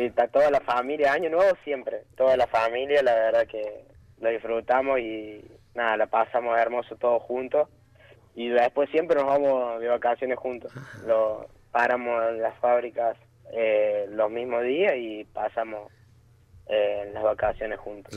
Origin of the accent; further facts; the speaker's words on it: Colazo, Córdoba, Argentina; los dos somos de Colazo, Córdoba